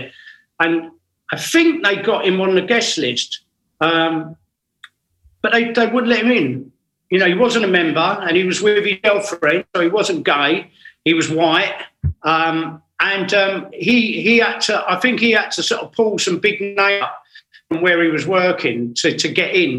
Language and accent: English; England, United Kingdom